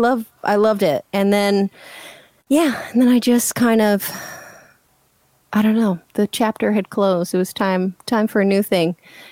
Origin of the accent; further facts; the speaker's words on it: Philadelphia, Pennsylvania, United States; also born or lived in Louisiana; Well, I was born in Louisiana, and then, you know, with my family, we moved to Philadelphia, and I went to high school there.